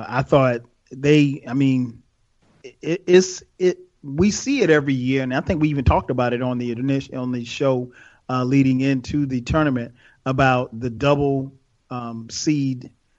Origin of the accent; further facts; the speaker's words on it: South Carolina, United States; I'm from South Carolina.